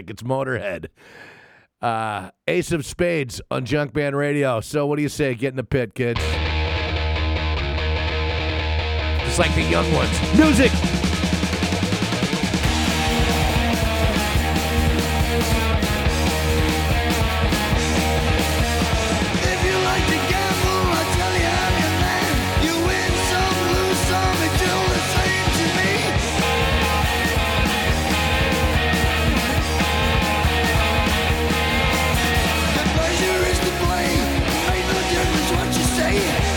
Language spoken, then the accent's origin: English; Huntington Beach, California, United States; my hometown of Huntington Beach